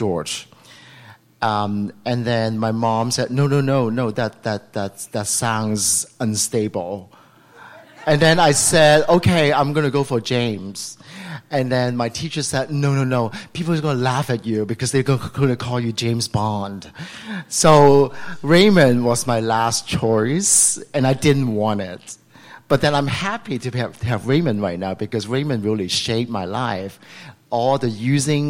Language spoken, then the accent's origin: English; Macau; now in San Francisco, United States; I was born in Macau.